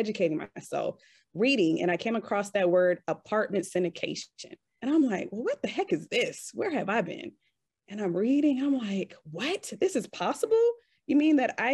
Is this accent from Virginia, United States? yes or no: yes; Richmond, Virginia, United States; moved away as an adult; now in Kuwait; I'm originally from the Richmond, Virginia area